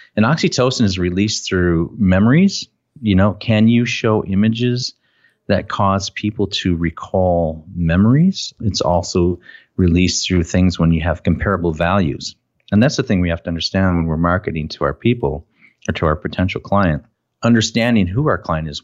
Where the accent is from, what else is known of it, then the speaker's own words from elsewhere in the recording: Minnesota, United States; I'm from Minnesota and people pick on me because of my accent